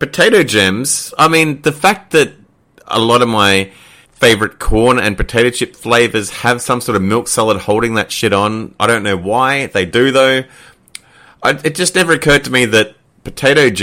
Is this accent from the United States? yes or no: no; Queensland, Australia; we were both people who traditionally lived in Queensland